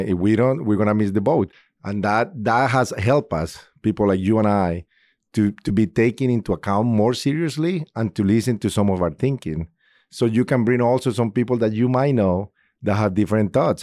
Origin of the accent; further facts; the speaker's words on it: Colombia; English is a second language; moved away as an adult; now in Indianapolis, United States; I'm originally from Colombia. I've been in Indianapolis for twenty-four years now